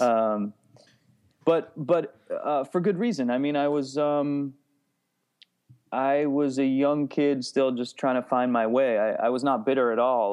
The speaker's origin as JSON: {"language": "English", "region": "New Jersey", "country": "United States", "tie": "born or raised there", "said": "I grew up in New Jersey"}